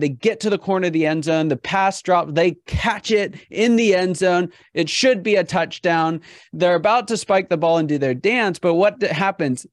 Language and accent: English; Pittsburgh, Pennsylvania, United States; I'm from Pittsburgh